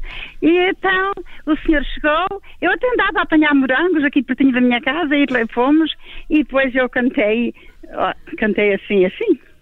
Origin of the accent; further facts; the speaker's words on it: Portugal; aqui na minha aldeia não havia luz